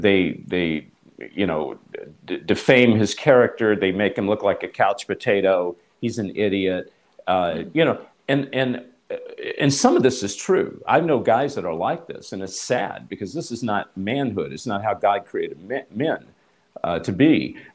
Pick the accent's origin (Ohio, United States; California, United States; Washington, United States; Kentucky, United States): California, United States; Hollywood; So I'm going to be talking about this morning how Hollywood, you know, I come from Hollywood.